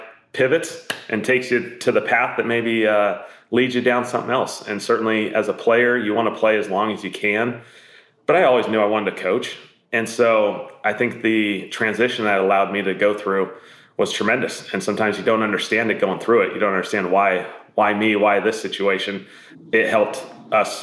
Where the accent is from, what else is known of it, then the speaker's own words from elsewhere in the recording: the Northwest, Pacific Northwest, United States; Growing up in the Northwest